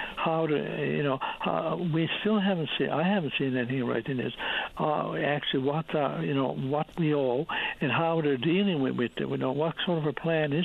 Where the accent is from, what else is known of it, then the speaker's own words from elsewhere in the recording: West Coast of Newfoundland, Newfoundland and Labrador, Canada; now in St. John's, Canada; I'm originally from the West Coast, and we have much warmer weather on the West Coast of Newfoundland